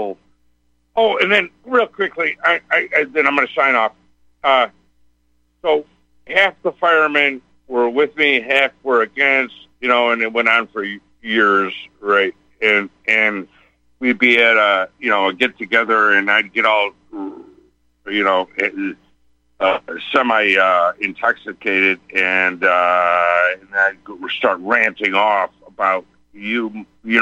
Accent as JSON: {"language": "English", "town": "Chicago", "region": "Illinois", "country": "United States", "said": "We're from Chicago"}